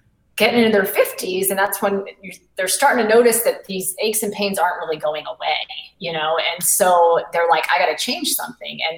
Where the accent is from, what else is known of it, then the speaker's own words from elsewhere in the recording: New England, United States; now in Charleston, United States; I live in South Carolina now. I didn't grow up here. I grew up in New England